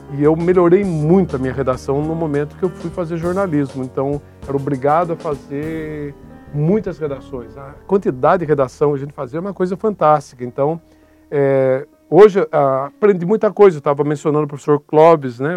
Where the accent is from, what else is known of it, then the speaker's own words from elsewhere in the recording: Bragança Paulista, São Paulo, Brazil; also born or lived in Guarulhos; Bragança Paulista, minha cidade natal